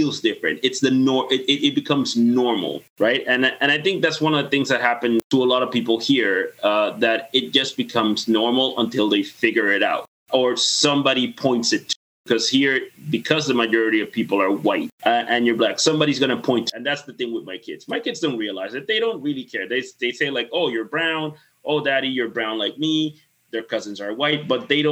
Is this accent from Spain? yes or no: no; Dominican Republic; now in Canada; I grew up in the Caribbean, in the Spanish Caribbean